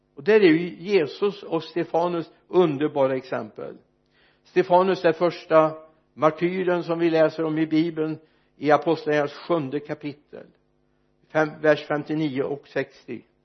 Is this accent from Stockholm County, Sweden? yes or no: no; Mariestad, Västra Götaland, Sweden; när jag föddes fram på Mariestads B B för många, många år sedan